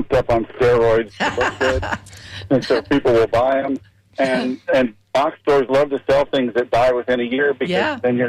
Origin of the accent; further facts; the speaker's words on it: Pinellas County, Florida, United States; I grew up in Pinellas County